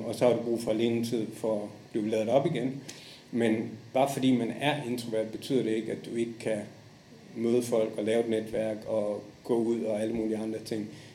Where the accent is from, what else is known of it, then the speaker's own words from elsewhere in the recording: Esbjerg, Southern Denmark, Denmark; moved away as an adult; also born or lived in Japan / Indonesia / Saudi Arabia / Maldives; now in Dubai, United Arab Emirates; jeg kommer fra Esbjerg